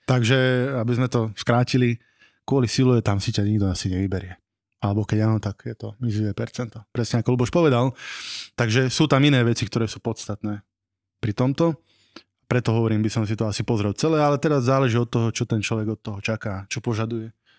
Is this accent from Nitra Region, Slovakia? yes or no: yes; Nové Zámky, Nitra Region, Slovakia; Pochádzam z Nových zámkov